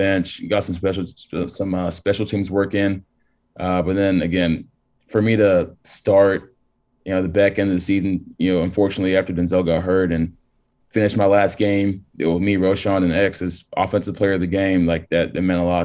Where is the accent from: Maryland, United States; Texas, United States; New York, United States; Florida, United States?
Texas, United States; I'm born and raised in Texas